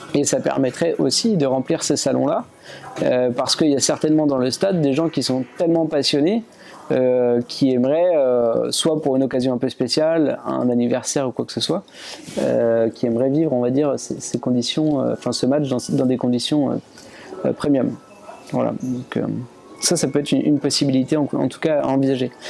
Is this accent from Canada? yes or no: no; France; chez nous en France